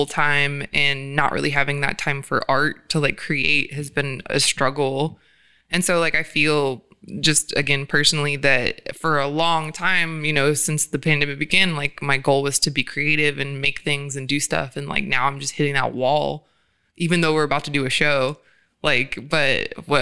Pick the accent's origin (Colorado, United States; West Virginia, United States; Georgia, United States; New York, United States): Georgia, United States; now in California, United States; I'm from Georgia